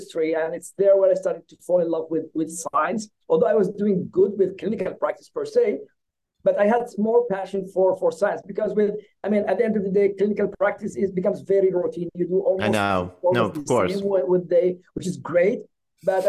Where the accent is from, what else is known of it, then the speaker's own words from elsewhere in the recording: Yemen; moved away as an adult; also born or lived in Norway / Middle East; now in Philadelphia, United States; I got trained as a dentist in my home country, that's Yemen